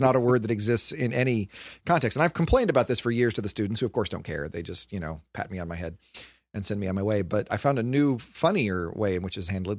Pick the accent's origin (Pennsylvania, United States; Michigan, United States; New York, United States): Michigan, United States; Detroit; I am from Detroit, and the south side of Detroit.